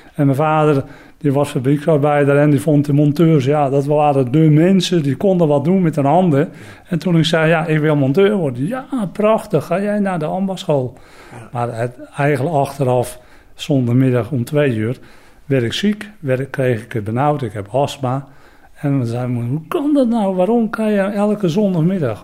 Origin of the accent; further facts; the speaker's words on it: Katwijk aan den Rijn, South Holland, Netherlands; ik kom uit Katwijk aan de Rijn